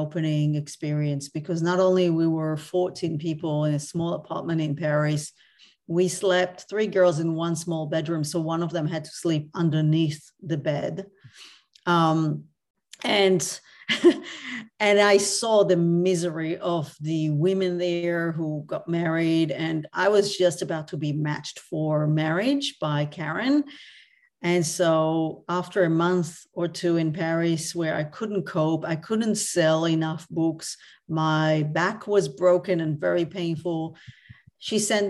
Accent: Tel Aviv District, Israel; now in Australia; I grew up actually in Tel Aviv, or a small town outside Tel Aviv.

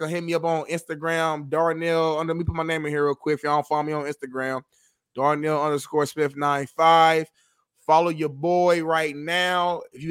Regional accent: Indianapolis, Indiana, United States; moved away; back in my hometown, Indianapolis, Indiana

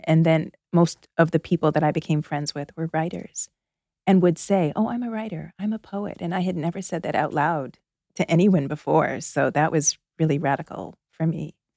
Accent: outside of Toronto, Ontario, Canada; moved away as an adult; now in Philadelphia, United States; I spent my first 21 years in Canada. I'm Canadian. I grew up outside of Toronto.

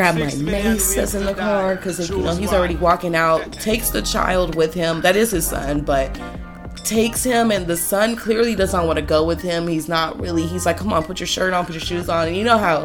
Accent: Los Angeles, California, United States; I'm from Los Angeles, you know, born and raised

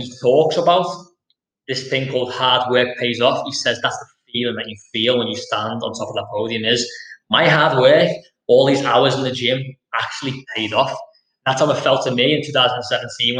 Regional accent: Liverpool, North West England, United Kingdom; I'm from Liverpool. I'm from Anfield, Liverpool, which is a deprived area.

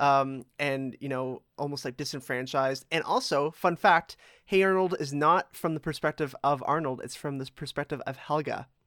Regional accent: Toronto, Ontario, Canada; I, I grew up in Etobicoke

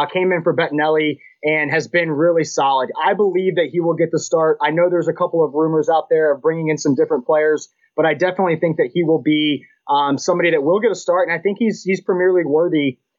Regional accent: United States; As an American

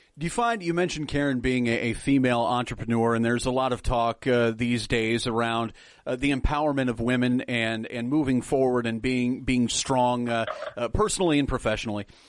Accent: Nebraska, United States; I'm from Nebraska

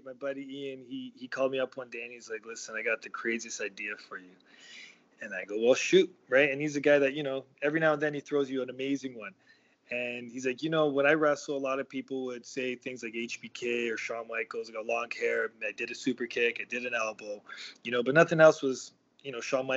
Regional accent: Toronto, Ontario, Canada; I grew up in Toronto, and I grew up probably 5 minutes or 10 minute walk from where our training facility is.

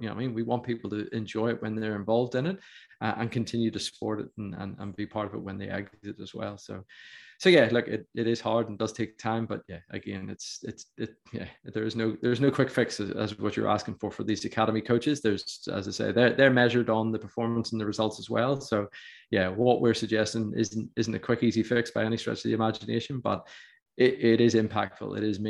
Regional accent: Ulster, Northern Ireland, United Kingdom; I as an Ulsterman

